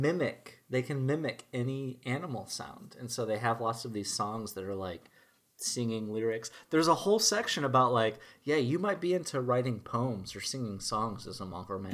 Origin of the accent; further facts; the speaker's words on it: Minnesota, United States; as a Minnesotan